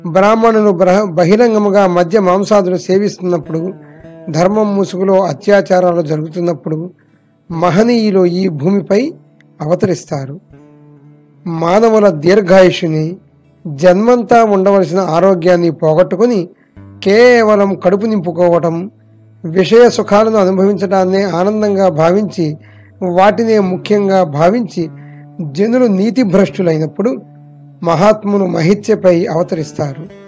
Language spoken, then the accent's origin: Telugu; Koyyalagudem, Andhra Pradesh, India; మాది పశ్చిమ గోదావరి జిల్లా కొయ్యలగూడెం